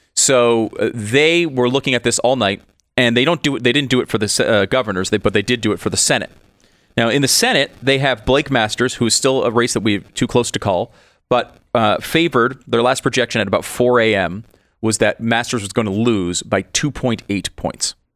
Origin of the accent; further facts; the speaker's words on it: Connecticut, United States; moved away; Constitution State, I grew up in Connecticut.